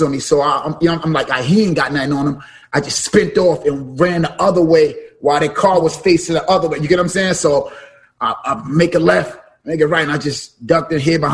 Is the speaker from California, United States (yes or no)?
no; New York City, New York, United States; also born or lived in Brooklyn; now in New Jersey, United States; I'm from parts like that. I'm from Bama's, East New York